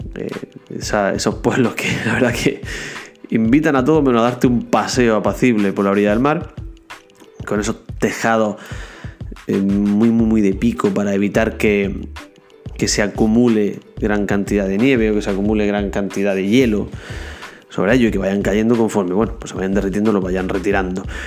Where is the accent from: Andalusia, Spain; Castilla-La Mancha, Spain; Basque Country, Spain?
Andalusia, Spain; Almería